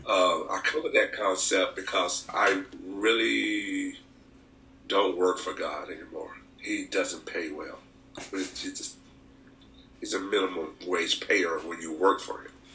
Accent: Anniston, Alabama, United States; moved away as an adult; now in Merced, United States; I'm from Anniston, Alabama, um, from a rural part of the town, and we were, we were actually not poor

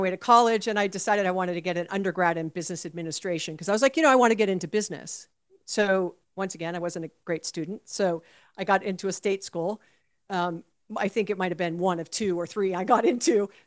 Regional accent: Hawaii, United States; So uh, I was born and raised in Hawaii, and my best friend's family owned the outdoor carnival.

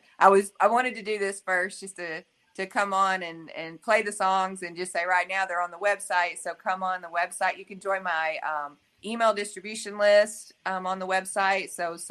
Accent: the South, United States; And I got to think about being from the South. And so I wanted to write a song showing how we come together and help each other. And that really, growing up in a small town in the South

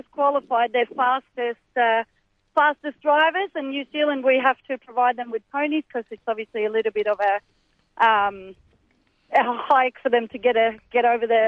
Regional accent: Sweden; now in Australia; I'm from Sweden.

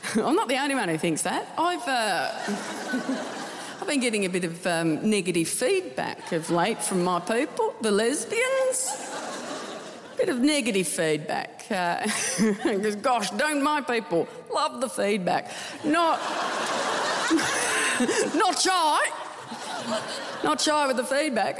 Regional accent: Tasmania, Australia; I'm from Tasmania

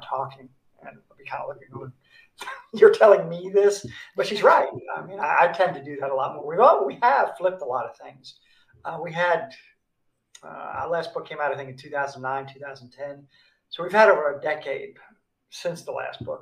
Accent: New York City, New York, United States; moved away as an adult; also born or lived in South Korea; I grew up in New York City uh, in the Bronx

